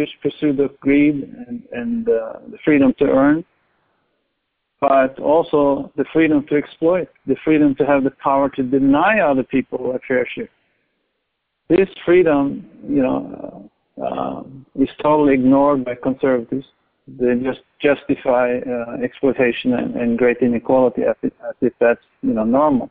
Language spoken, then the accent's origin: English; Norway; moved away; I grew up in Norway, and I'm quite familiar with that society